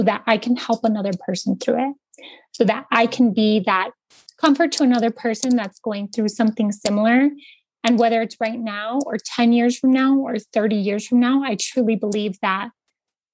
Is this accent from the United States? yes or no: yes; Santa Fe, New Mexico, United States; I'm from Santa Fe. I've been here all my life with the exception of college.